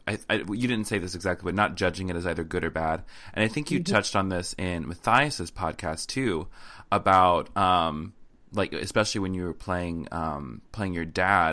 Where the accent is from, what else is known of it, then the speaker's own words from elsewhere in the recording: the South, United States; accent: southern; Anytime I'm around my family, my southern accent comes out so hard